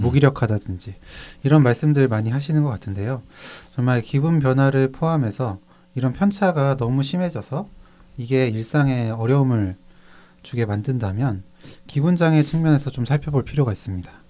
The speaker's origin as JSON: {"language": "Korean", "town": "Cheongju", "region": "North Chungcheong", "country": "South Korea", "tie": "born or raised there", "said": "제 고향이라서."}